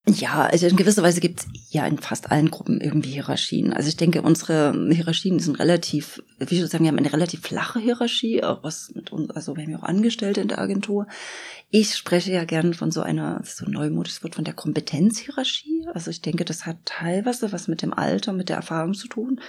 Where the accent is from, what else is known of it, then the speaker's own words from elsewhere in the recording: Germany; ich aus der DDR komme